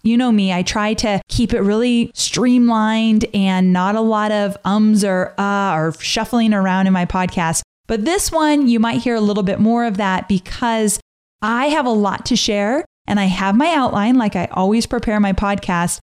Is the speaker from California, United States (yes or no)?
yes; Southern California, United States; moved away; I was born and raised in Southern California